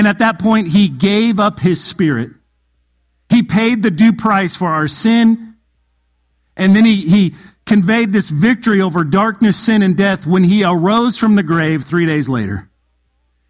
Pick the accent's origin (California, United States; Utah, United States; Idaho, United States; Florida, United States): California, United States; a town about 45 minutes from Barstow; Barstow was about 45 minutes from my hometown